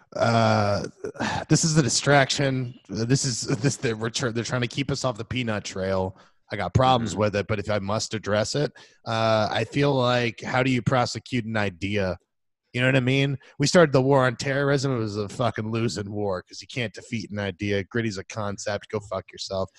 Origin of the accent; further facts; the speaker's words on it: Florida, United States; growing up in Florida